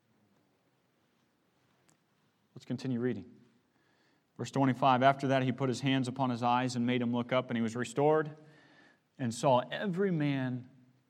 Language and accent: English; Missouri, United States; moved away; I come from the Midwest. I grew up in Missouri.